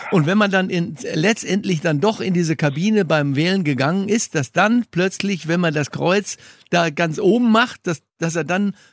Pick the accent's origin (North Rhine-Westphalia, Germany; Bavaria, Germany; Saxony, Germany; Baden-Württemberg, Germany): North Rhine-Westphalia, Germany; Bochum; Wir hatten früher Bitte? einen Wirt bei uns in der, meiner Heimatstadt Bochum